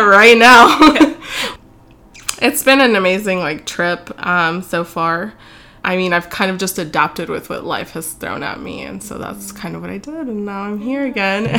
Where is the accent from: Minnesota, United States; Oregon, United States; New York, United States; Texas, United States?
Texas, United States; Dallas; also born or lived in Austin, Texas; I'm actually from Dallas, born and raised in Dallas